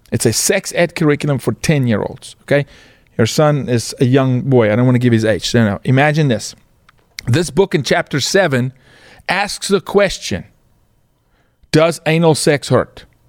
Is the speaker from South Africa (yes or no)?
yes; South Africa; moved away as an adult; now in United States; born and raised in South Africa, was blessed to play professional sports